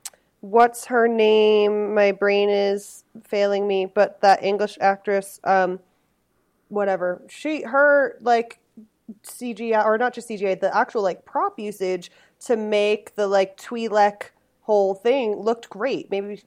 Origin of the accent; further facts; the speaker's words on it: Massachusetts, United States; moved away; you can take the garbage out of Massachusetts, but you can't take the Massachusetts out of the garbage.